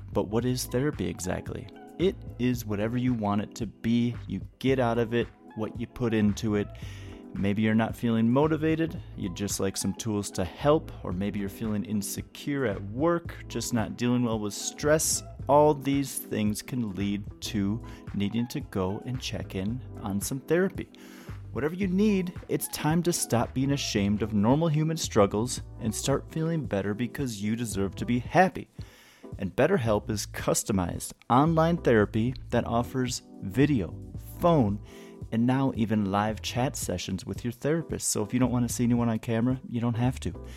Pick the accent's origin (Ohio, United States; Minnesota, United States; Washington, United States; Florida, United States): Minnesota, United States; outside of Minneapolis; I grew up outside of Minneapolis